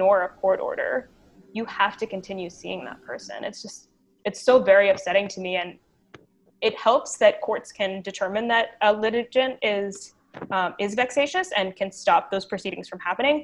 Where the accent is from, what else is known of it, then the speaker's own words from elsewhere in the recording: United States; now in Canada; I am American